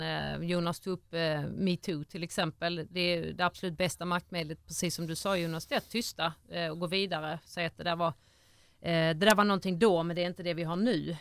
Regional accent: Ängelholm, Skåne, Sweden; jag är från Ängelholm, eh, född och uppvuxen där

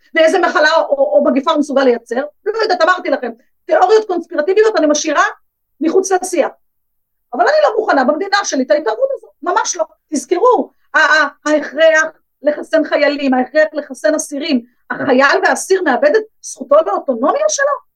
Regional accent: Bnei Brak, Tel Aviv District, Israel; גדלתי בבני ברק

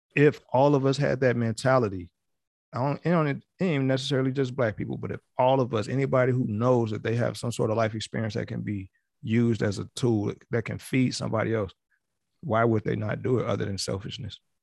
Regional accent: Chicago, Illinois, United States; growing up in Chicago

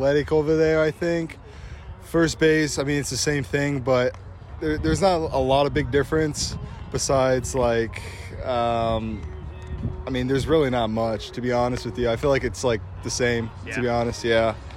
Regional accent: Arizona, United States; I'm from Arizona

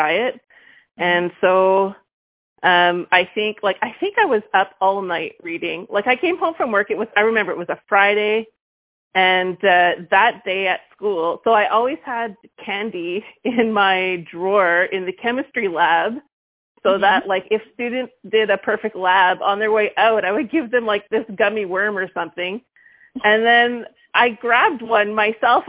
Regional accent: Vancouver, British Columbia, Canada; now in Quebec, Canada; I'm from Vancouver, but landed in Quebec

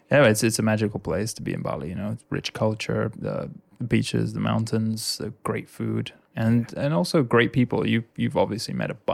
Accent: United Kingdom; you know I'm British

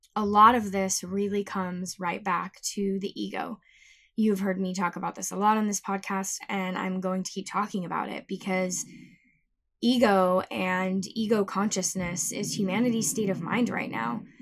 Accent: Tucson, Arizona, United States; moved away; I flew out to my hometown of Tucson

